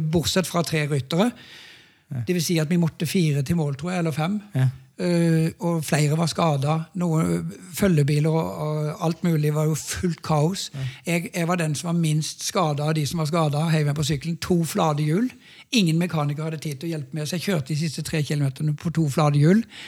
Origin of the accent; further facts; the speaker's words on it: Norway; hjemme i Norge